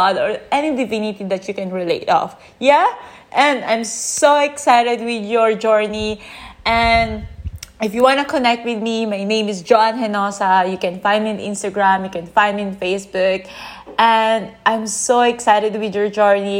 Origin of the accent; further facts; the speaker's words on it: Philippines; now in Chiang Mai, Thailand; I'm from the Philippines and I'm currently living in Chiang Mai.